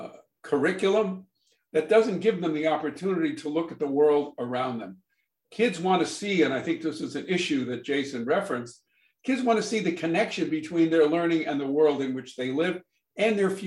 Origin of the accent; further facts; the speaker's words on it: Brookline, Massachusetts, United States; I grew up in Brookline, Massachusetts, where there are town meetings.